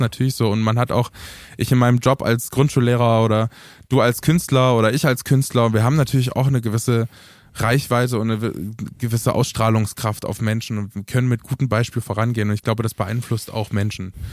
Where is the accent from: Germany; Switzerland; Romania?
Romania; bei uns, bei uns in Rumänien